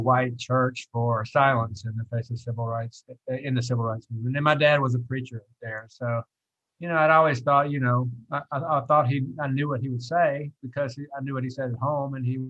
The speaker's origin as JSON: {"language": "English", "area": "outside Birmingham", "region": "Alabama", "country": "United States", "tie": "born or raised there", "said": "I was born in April of 1963, which is the precise moment outside Birmingham, Alabama"}